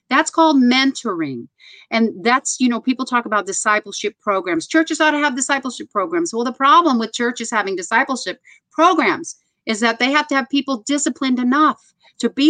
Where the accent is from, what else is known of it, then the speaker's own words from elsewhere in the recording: New York City, New York, United States; I'm a New Yorker